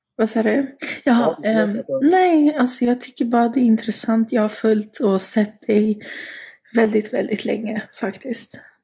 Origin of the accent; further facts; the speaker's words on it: Sweden; jag har bott och växt upp här i Sverige, lärt mig svenska, gått i skola